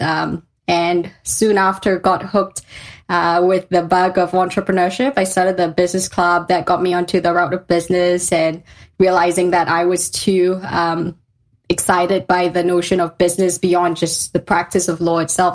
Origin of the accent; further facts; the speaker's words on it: Malaysia; moved away as an adult; also born or lived in London; I'm a Malaysian girl at heart. I grew up in Malaysia